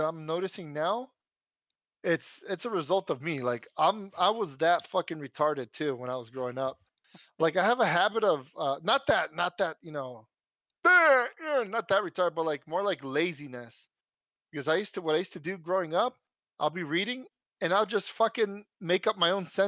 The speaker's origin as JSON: {"language": "English", "country": "United States", "tie": "born or raised there", "first_language": "Spanish", "second_language": "English", "said": "Born here in the good old USA"}